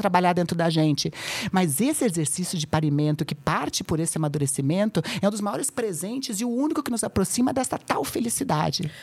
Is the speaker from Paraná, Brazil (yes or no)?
yes; Curitiba, Paraná, Brazil; moved away as an adult; now in São Paulo, Brazil; em Curitiba, que é onde eu nasci, eu moro agora há oito anos aqui em São Paulo